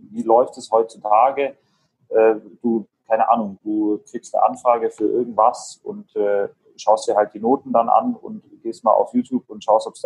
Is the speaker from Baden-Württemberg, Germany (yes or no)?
yes; Ulm, Baden-Württemberg, Germany; ich komme aus {S1} Ulm